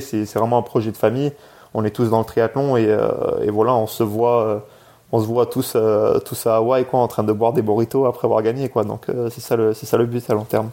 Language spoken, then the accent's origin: French; France; also born or lived in England; je suis né en Angleterre de base. mes deux parents, en fait, sont venus en France quand j'avais 3 ans